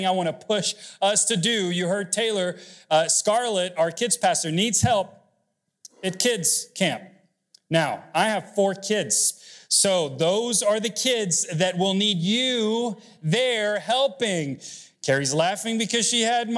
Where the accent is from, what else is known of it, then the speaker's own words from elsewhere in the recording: Mexico City, Mexico; moved away; I grew up was born in Mexico City, and so ransom has a negative connotation because, unfortunately, hostage and kidnappings are kind of common growing up.